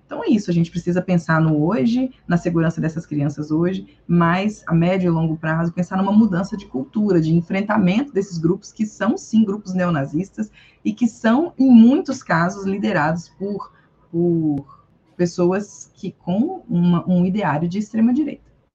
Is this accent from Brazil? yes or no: yes; Brazil; now in Belo Horizonte, Brazil; sendo brasileiro